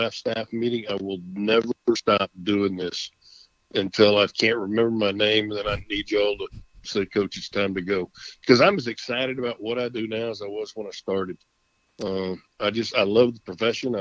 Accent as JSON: {"language": "English", "region": "Texas", "country": "United States", "said": "our family's been here since the late 1800s. And, it's a state I take great pride in and love being a Texan, love being called a Texan."}